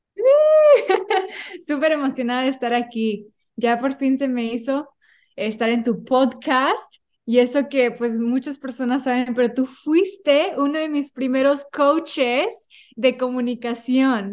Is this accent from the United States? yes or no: yes; United States; toda mi vida sí he vivido en Estados Unidos, pero en mi casa, mis raíces, mi corazón es, mexicana